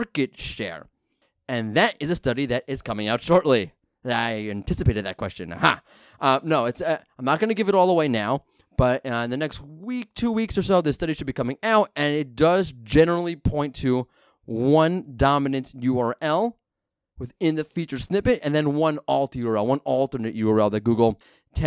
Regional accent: New York, United States; I'm a New Yorker

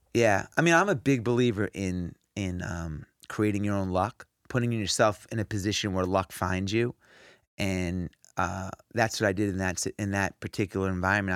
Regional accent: New York, United States; I grew up in New York

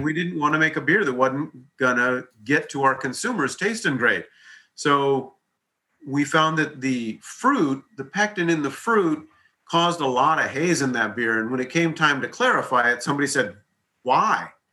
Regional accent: Hawaii, United States; moved away; I grew up in Hawaii

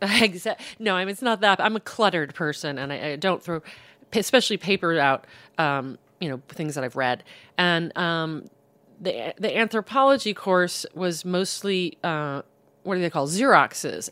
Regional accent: South Bend, Indiana, United States; moved away as an adult; also born or lived in Boston; I, I grew up in South Bend

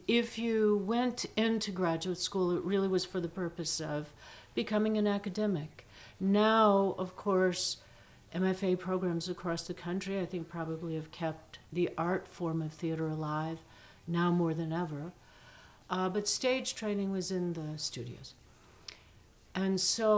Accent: Shaker Heights, Ohio, United States; also born or lived in Norwich, Connecticut / New York City; now in Kentucky, United States; I grew up in Shaker Heights, Ohio

